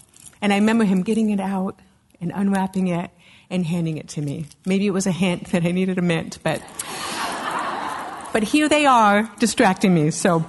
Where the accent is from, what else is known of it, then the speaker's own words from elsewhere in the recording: Castle Rock, Colorado, United States; I am from Castle Rock, Colorado, and my husband's the pastor of the Calvary in Castle Rock.